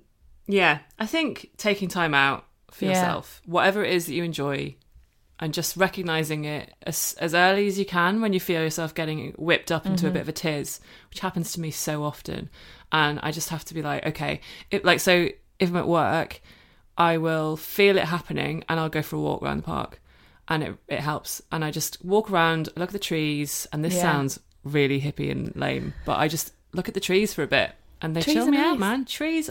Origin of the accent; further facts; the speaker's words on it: Cork, Munster, Ireland; now in United Kingdom; Yeah, he's from Limerick and I'm from Cork. So yeah. Even though I don't sound like it, I lost my accent when I moved back to the UK.